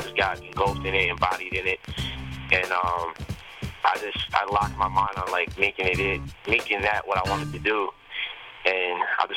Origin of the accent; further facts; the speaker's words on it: Westchester, New York, United States; also born or lived in Bronx, New York; I'm from New York. I was born in the Bronx, but I grew up in Westchester